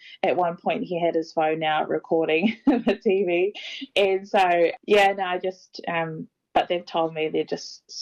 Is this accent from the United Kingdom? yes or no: no; Auckland, New Zealand; I'm also from Te Atatū.